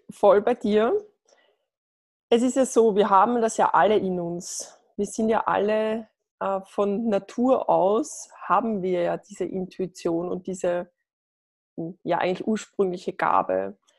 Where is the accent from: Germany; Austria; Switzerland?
Austria; Lower Austria; ich bin äh, aus Österreich, aus Niederösterreich